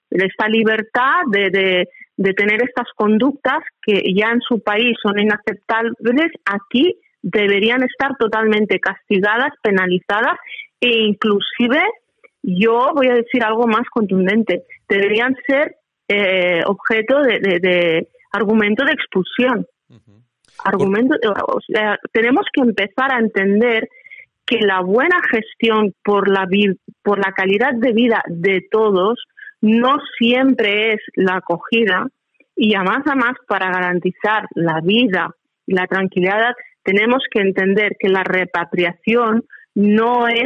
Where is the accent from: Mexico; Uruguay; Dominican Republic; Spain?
Spain; como española tengo voz, tengo criterio